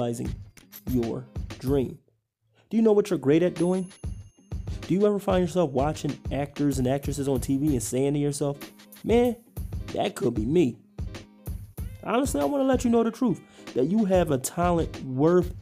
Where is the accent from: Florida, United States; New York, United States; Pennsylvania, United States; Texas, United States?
Pennsylvania, United States; Philadelphia; moved away as an adult; now in Idaho, United States; growing up in Philly